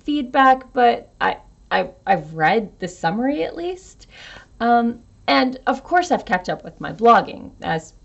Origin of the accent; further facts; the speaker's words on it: United States; an American with a pagan father and a Southern Baptist mother